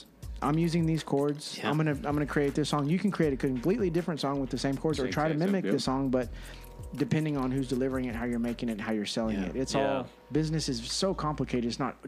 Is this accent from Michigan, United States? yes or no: no; San Angelo, Texas, United States; born or raised there; also born or lived in San Antonio, Texas